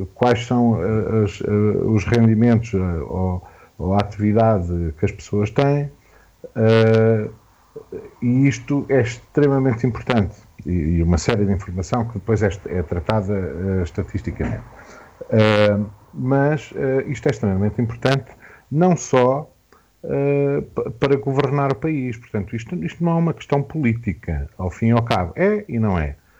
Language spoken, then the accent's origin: Portuguese; Portugal; quem somos enquanto portugueses